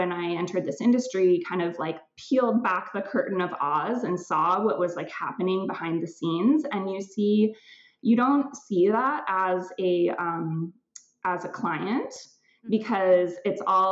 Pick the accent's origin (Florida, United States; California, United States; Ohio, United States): California, United States; now in Vancouver, Canada; I grew up in California.